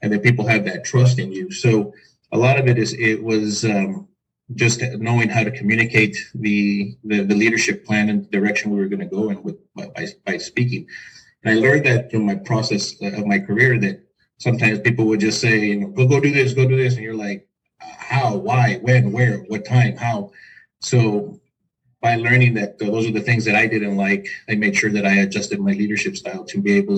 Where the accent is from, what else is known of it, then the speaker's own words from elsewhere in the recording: El Paso, Texas, United States; I'm from El Paso, Texas